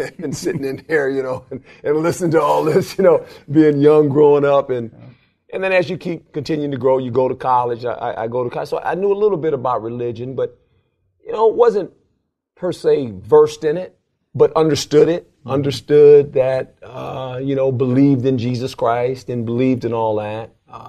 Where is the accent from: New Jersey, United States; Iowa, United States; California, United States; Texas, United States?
New Jersey, United States; Fort Monmouth; born there; also born or lived in Germany; Around probably 58, we moved from Germany, where I was born in Fort Monmouth, New Jersey.